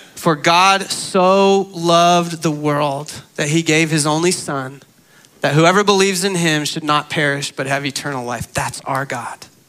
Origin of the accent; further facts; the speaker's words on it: Arizona, United States; I grew up in Arizona